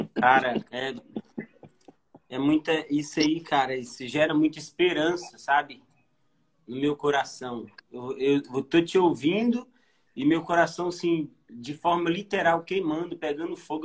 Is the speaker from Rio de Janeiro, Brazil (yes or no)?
no; Minas Gerais, Brazil; eu sou de Minas